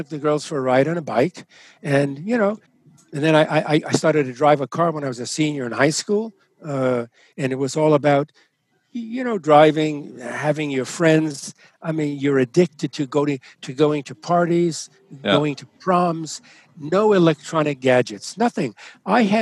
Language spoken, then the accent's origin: English; New York City, New York, United States; My parents were born in Italy, and I was born in the Italian neighborhood of Brooklyn, New York